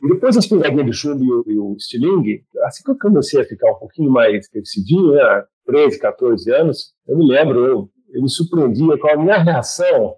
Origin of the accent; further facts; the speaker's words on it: Ribeirão Preto, São Paulo, Brazil; also born or lived in Cambridge, England; Eu sou do Ribeirão Preto, interior do estado de São Paulo